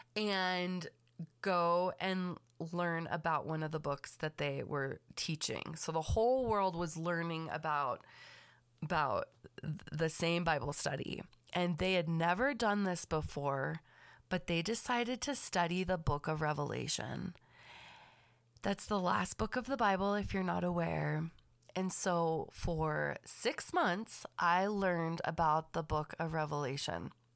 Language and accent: English; Los Angeles County, California, United States; I was raised, born and raised in Los Angeles County